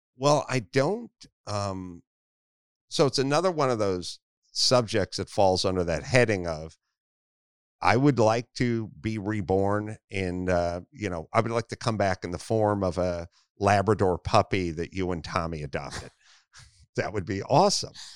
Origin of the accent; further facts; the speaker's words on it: Los Angeles, California, United States; I grew up in North Hollywood